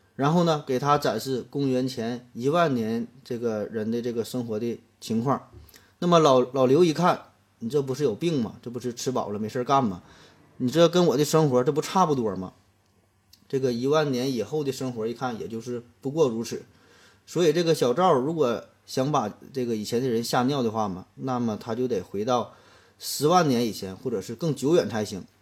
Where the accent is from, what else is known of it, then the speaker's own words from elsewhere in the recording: China; 对于我们中国人而言